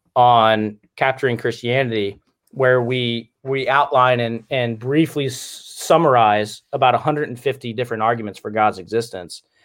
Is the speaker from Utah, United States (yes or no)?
no; Cincinnati, Ohio, United States; also born or lived in Michigan; I'm from Cincinnati